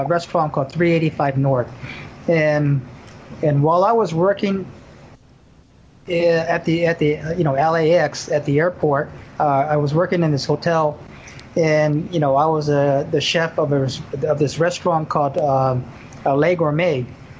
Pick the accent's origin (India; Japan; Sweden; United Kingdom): Japan; also born or lived in Burbank, California; now in Honolulu, United States; being born and raised in Japan